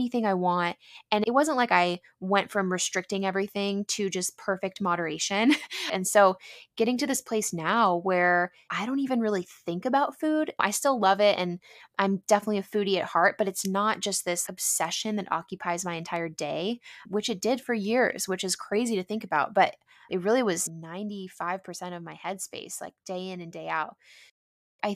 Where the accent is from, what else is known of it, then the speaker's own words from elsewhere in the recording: San Diego, California, United States; growing up in San Diego